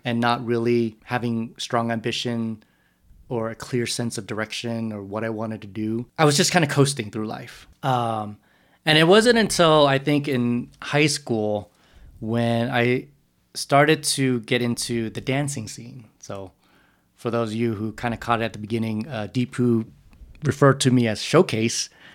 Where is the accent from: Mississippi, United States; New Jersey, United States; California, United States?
California, United States; San Jose; also born or lived in Texas; around three or four, they moved to San Jose